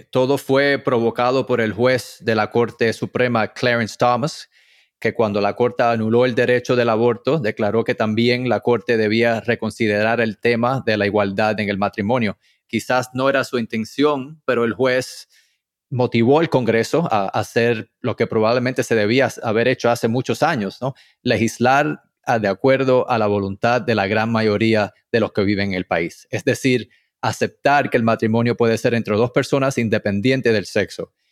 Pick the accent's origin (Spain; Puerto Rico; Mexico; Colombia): Puerto Rico; now in Miami, United States; Cuando vine de Puerto Rico, yo soy de padres cubanos, mudado a Puerto Rico, después a Miami